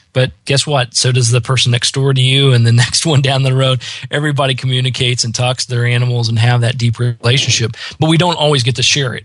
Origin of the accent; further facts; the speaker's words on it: Midwest, United States; I grew up in the Midwest